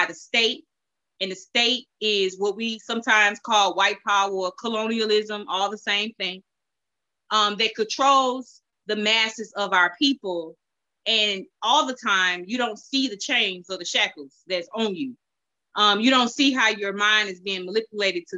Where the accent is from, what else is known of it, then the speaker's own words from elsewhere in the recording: St. Louis, Missouri, United States; also born or lived in Ferguson, Missouri; I'm just from Walnut Park.